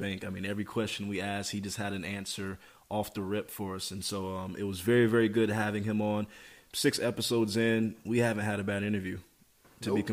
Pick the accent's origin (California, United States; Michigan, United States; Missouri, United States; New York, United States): Michigan, United States; moved away; I grew up in Michigan, man. I'm still a Michigan man